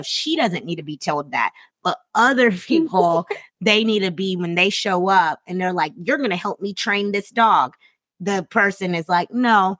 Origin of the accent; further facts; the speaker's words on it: South Carolina, United States; moved away; I'm from South Carolina.